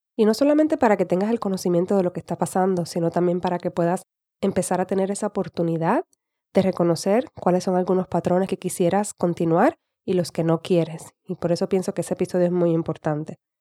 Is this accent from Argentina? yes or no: no; Puerto Rico; accent: Puerto Rican; now in United States; Hablo más estilo puertorriqueño